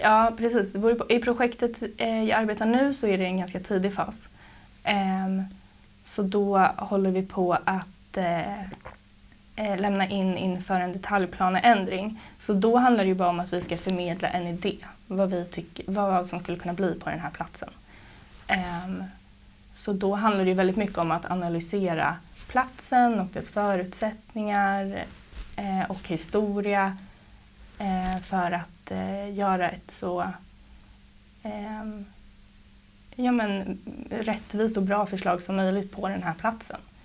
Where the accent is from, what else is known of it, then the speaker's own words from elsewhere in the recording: Trosa, Södermanland, Sweden; moved away as an adult; also born or lived in Gothenburg; now in Stockholm, Sweden; jag är uppvuxen i Trosa. Bodde här tills jag var 19 år gammal